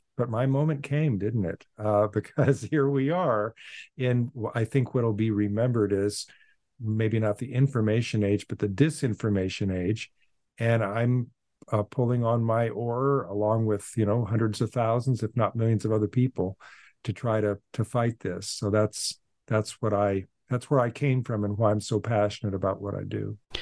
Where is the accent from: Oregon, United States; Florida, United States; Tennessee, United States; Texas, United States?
Oregon, United States; Portland; now in Boston, United States; I was born in Portland, Oregon, and I went to the local public schools